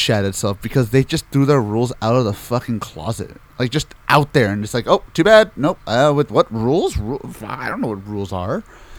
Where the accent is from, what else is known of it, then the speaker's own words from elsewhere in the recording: Japan; English is a second language; I come from Japan, and every time I see Americans talk about toku, excluding you, of course, it seems like they are thinking too much with the mindset that is commonplace in your country and not the mindset that is commonplace in mine.